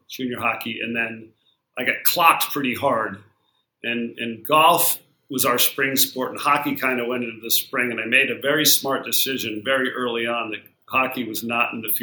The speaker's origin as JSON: {"language": "English", "town": "Barrington", "region": "Rhode Island", "country": "United States", "tie": "born or raised there", "said": "I grew up in Rhode Island, not far from where you are, about an hour south in a little town called Barrington"}